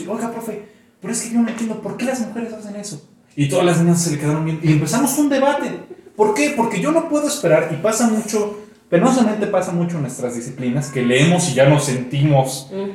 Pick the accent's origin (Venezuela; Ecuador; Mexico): Mexico; yo di clases un tiempo en mi pueblo, Tenen York